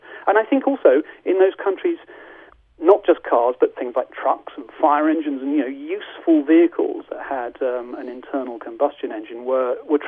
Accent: United Kingdom; we're British

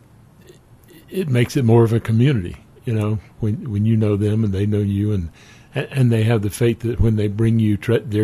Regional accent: South Carolina, United States; moved away as an adult; also born or lived in Denver, Colorado; now in Carbondale, United States; I grew up in South Carolina

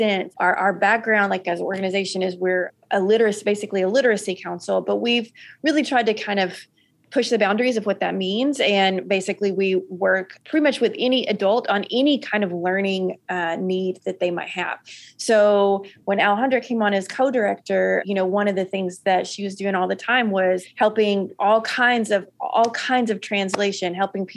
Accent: Dardanelle, Arkansas, United States; And I grew up in Dardanelle. I've left at 18 and then came back many years later.

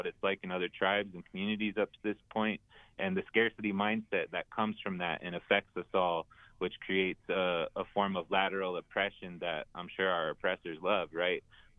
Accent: Crow Creek, Eagle Butte, South Dakota, United States; also born or lived in Fort Thompson, South Dakota / Philadelphia; I'm from Crow Creek. I'm from Eagle Butte. I grew up in those two places.

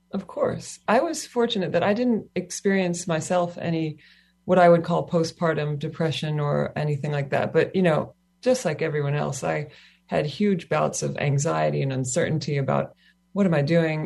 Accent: Kentucky, United States; also born or lived in Australia; now in Hawaii, United States; I grew up in Kentucky on the mainland

